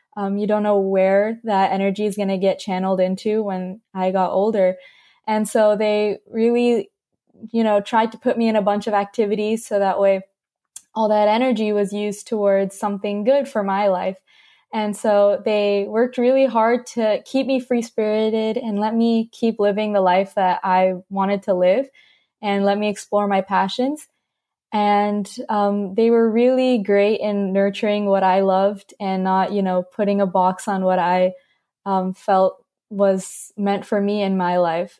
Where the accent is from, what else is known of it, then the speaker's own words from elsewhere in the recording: California, United States; also born or lived in North Carolina; I grew up in North Carolina for about five or six years, um, and then I moved to California